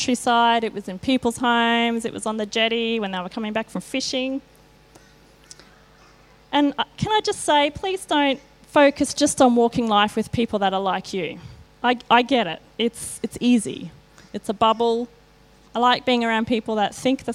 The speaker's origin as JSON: {"language": "English", "country": "Australia", "tie": "born or raised there", "said": "I grew up in Kalanga. I'm a Bogan."}